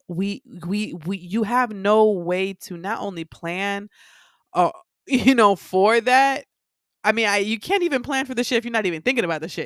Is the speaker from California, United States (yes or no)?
no; Miami, Florida, United States; I grew up in Miami